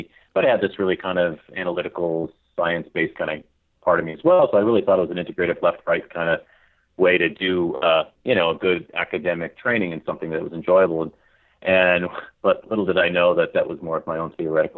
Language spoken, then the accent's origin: English; Longmeadow, Massachusetts, United States; I'm from Massachusetts